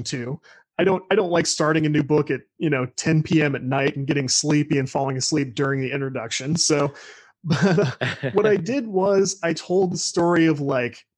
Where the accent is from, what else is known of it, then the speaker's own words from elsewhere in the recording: St. Louis, Missouri, United States; I'm from Greater St. Louis, Missouri